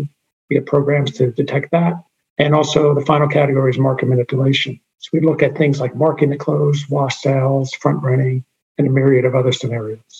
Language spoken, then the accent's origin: English; Jersey City, New Jersey, United States; I'm from Jersey City, New Jersey.